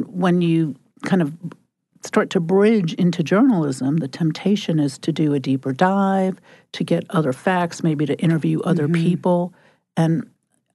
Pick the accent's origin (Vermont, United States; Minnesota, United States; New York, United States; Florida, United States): New York, United States; growing up in New York